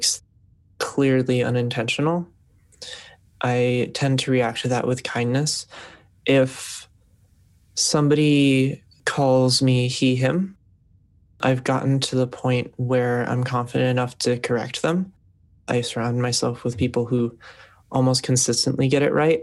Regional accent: New York City, New York, United States; My background is I'm from Brooklyn

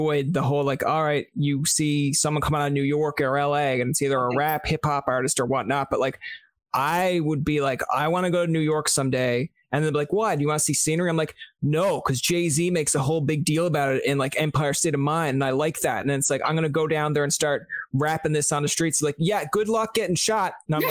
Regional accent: Canada; I'm from Canada.

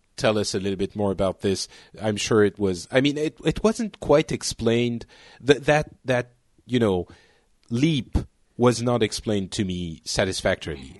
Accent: Lebanon; now in France; I was born in Lebanon and my parents are from, well, basically all over, uh, the world

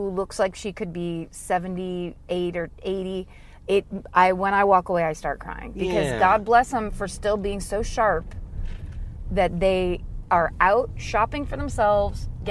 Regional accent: San Francisco, California, United States; moved away; I'm from San Francisco where there's fog and rain often

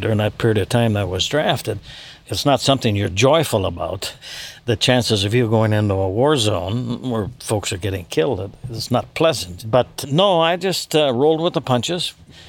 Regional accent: Upper Peninsula, Michigan, United States; I grew up in the Upper Peninsula.

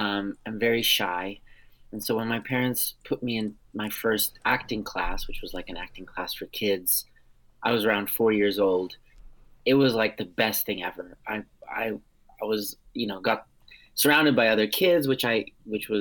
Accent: United States; first language Armenian; English is a second language; I'm a first generation American, but I'm also 100% Armenian on both sides. My parents, who are both Armenian, met in the Boston area

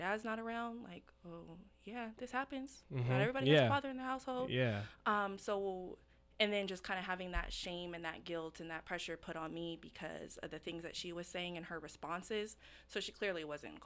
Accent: Burien, Washington, United States; I actually grew up in Berrien.

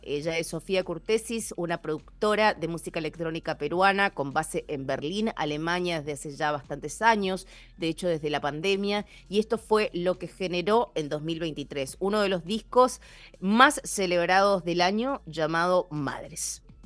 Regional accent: Argentina; moved away as an adult; now in Seattle, United States; como buena argentina

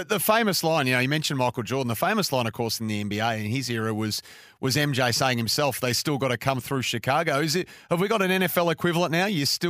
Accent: Australia; as an Australian sports fan

